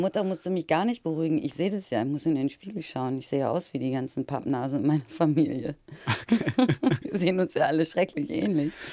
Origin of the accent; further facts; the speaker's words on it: Lower Saxony, Germany; ich komme aus dem Norden, aus Niedersachsen